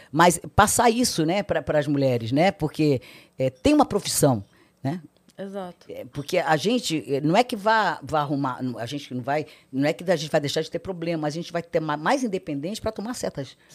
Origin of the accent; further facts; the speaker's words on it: Ceará, Brazil; eu sou cearense, sou filha de cearense, né?